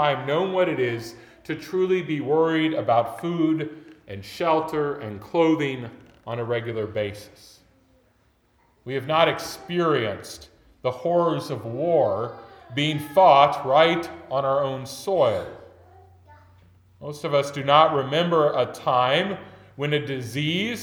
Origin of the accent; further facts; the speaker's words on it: United States; as modern American Christians